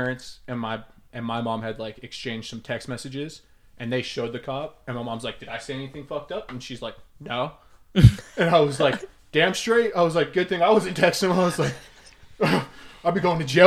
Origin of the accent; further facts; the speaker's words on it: Las Vegas, Nevada, United States; I grew up in Vegas